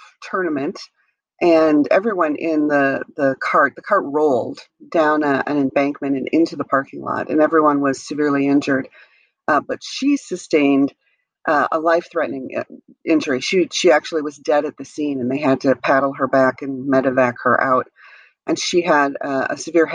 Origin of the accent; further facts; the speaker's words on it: Wisconsin, United States; I grew up in Wisconsin